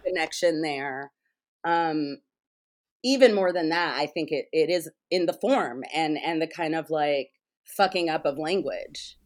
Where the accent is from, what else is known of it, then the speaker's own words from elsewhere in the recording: United States; I'm an American, so I'm a capitalist.